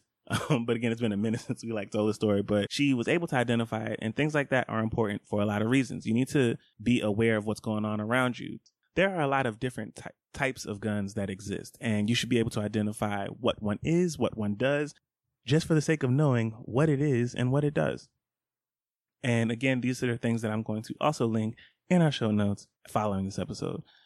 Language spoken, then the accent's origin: English; Scottdale, Georgia, United States; I grew up in Scottsdale, Georgia. That is on the east side. I was a stone's throw from Stone Mountain